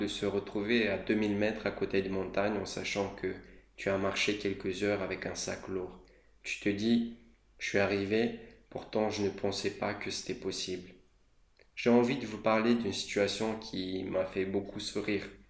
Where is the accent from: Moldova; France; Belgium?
Moldova; moved away; J'ai grandi dans un petit pays qui est la Moldavie.